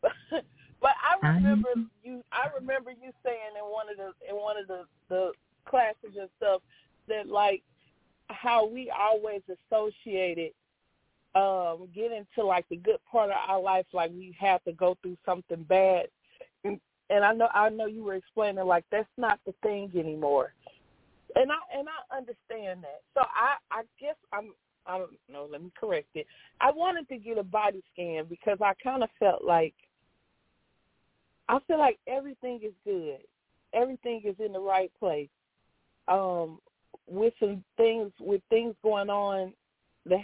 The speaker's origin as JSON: {"language": "English", "town": "East St. Louis", "region": "Illinois", "country": "United States", "said": "I'm from East St. Louis, Illinois, but I'm currently in St. Louis, Missouri right now at this moment"}